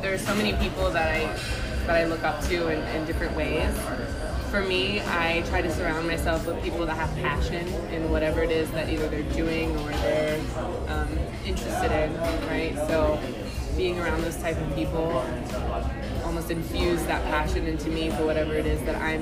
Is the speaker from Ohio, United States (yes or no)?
yes; Ohio, United States; moved away; I'm originally from Ohio